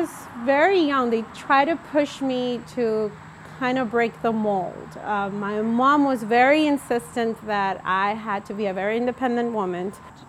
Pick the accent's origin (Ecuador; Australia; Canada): Ecuador; now in United States; I'm from Ecuador, that's just below Colombia, from the coast, from a port from Guayaquil, one of the main cities.